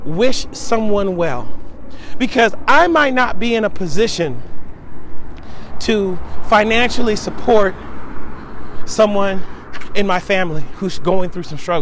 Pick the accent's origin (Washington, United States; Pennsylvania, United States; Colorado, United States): Washington, United States; Seattle; moved away as an adult; I'm originally from Seattle, Washington